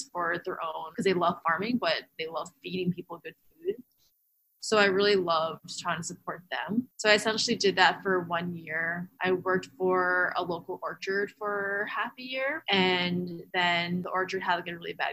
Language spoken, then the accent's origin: English; Long Island, New York, United States; also born or lived in Boston; I grew up on Long Island